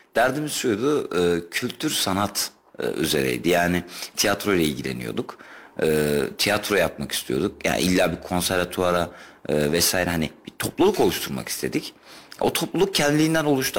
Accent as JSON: {"language": "Turkish", "region": "Kayseri Province", "country": "Turkey"}